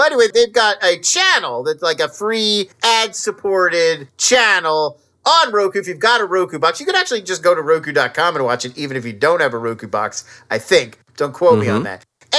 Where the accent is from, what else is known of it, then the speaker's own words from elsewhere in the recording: Irvine, California, United States; And they were right by where I grew up in Irvine Meadows in Irvine, California.